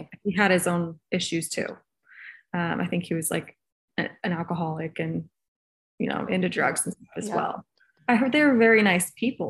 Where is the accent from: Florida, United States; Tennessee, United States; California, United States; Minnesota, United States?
California, United States; born there; But I was born in California, and that's where my parents that adopted me lived at the time.